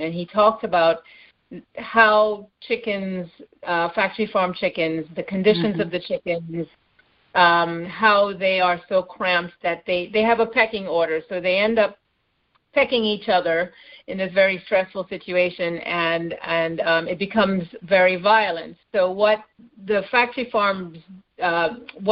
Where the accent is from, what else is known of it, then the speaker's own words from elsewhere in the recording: Trinidad & Tobago; moved away as an adult; also born or lived in Canada / Bay Area, California / South Florida; now in Los Angeles, United States; I was born and raised in Trinidad in the Caribbean, and mm-hmm. I left there when I was 21.